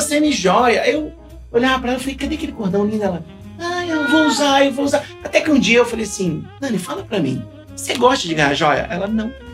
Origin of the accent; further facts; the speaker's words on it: Rio de Janeiro, Brazil; bom carioca